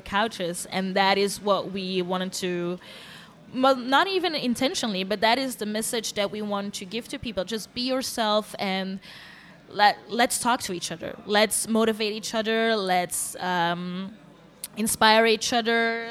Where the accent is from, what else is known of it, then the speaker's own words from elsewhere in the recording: Antwerp, Flanders, Belgium; moved away as an adult; now in Brussels, Belgium; I was born in Antwerp. I grew mm-hmm. up in mm-hmm. Antwerp.